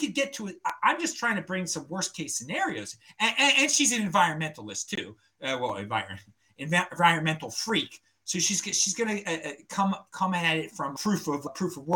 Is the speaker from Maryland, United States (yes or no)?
yes; Baltimore, Maryland, United States; also born or lived in Bend, Oregon; I am from Baltimore. I have the worst accent.